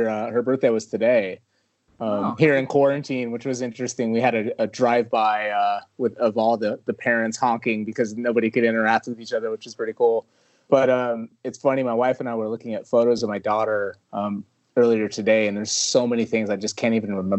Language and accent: English; Los Angeles, California, United States; I was born in Hollywood, lived in LA until I was about 10 years old, moved to Northern California when I was really young